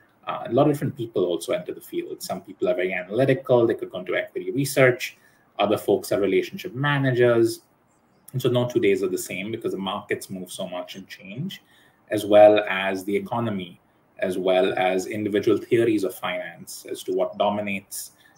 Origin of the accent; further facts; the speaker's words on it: Hong Kong; also born or lived in United States; I was born in the States and then moved to Hong Kong.